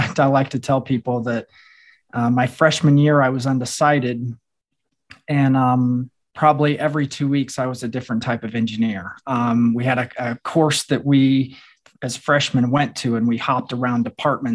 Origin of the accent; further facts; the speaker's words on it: southwest Missouri, United States; also born or lived in Iowa; moved to Missouri, southwest part of the state, around 11 years old. So I kind of claim that as my home, because that was where my formative years took place